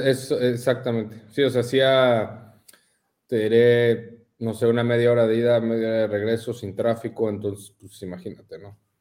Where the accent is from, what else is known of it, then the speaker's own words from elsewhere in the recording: Mexico City, Mexico; moved away as an adult; now in Ensenada, Mexico; Yo crecí en la Ciudad de México.